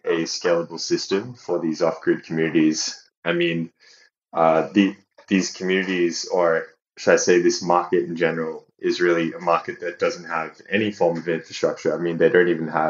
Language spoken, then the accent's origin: English; Australia; moved away as an adult; also born or lived in Phnom Penh, Cambodia / China / Portugal; now in Leeds, United Kingdom; being Australian, naturally, Southeast Asia was kind of on our doorstep